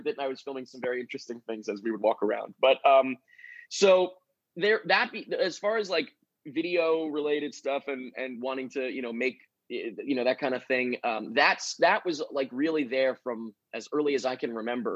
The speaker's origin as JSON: {"language": "English", "area": "Long Island", "region": "New York", "country": "United States", "tie": "born or raised there", "also_born_or_lived": "Manhattan, New York", "said": "I grew up on Long Island, which is like a little bit out of the city there."}